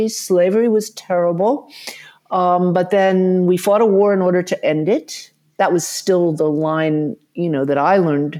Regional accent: the South, United States; I was fortunate. I grew up in the South, although I know you don't hear it. My parents were from the North. But my mother was very active in the civil rights movement in Atlanta.

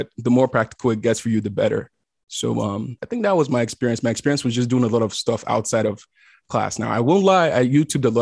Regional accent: Nigeria; also born or lived in South Africa / Austin, Texas, United States; now in Los Angeles, United States; when I was growing up in Nigeria, I wanted to be a lawyer

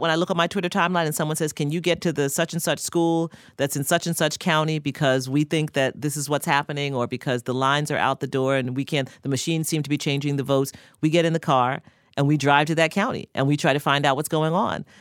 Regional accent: New York City, New York, United States; we're both from Queens

